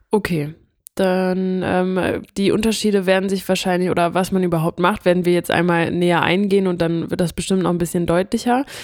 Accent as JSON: {"language": "German", "region": "Hamburg", "country": "Germany", "moved": "yes"}